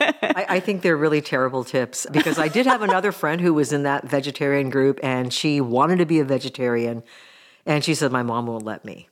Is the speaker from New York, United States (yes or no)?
no; Mill Valley, California, United States; born or raised there; also born or lived in Japan